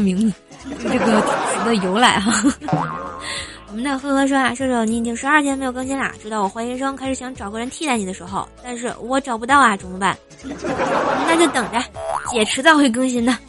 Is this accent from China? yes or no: yes; Tianjin, China; moved away; 我是天津的嘛，我就不认识东南西北啊